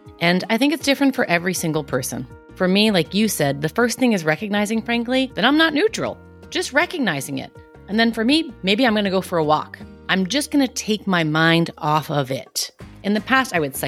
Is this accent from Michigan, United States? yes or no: no; New York City, New York, United States; I'm from Queens. I'm Italian